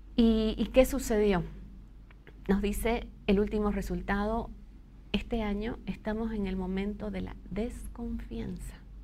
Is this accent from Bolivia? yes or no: yes; Bolivia; como sociedad boliviana